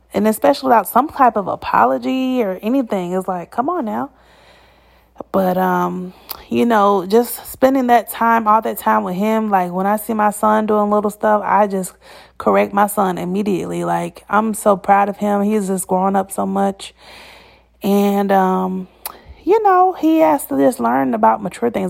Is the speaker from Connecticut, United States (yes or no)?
no; Atlanta, Georgia, United States; moved away; the people who are from Atlanta, we are usually not found in the city.